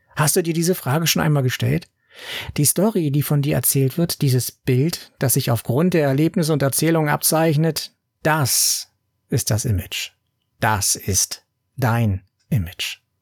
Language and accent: German; Berlin, Germany; bei uns in Berlin